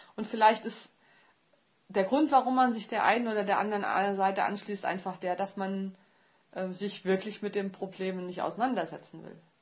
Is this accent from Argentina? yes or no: no; Germany; Ich als Deutsche